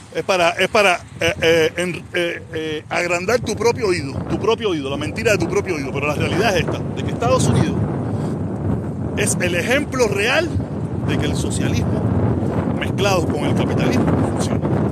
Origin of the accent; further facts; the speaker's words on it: Cuba; now in Miami, United States; Nací en Cuba